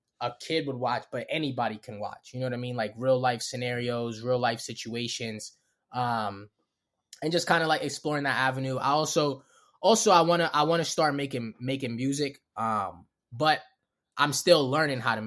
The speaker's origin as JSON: {"language": "English", "town": "Baltimore", "region": "Maryland", "country": "United States", "also_born_or_lived": "Los Angeles", "accent": "Baltimore", "said": "I'm from Baltimore."}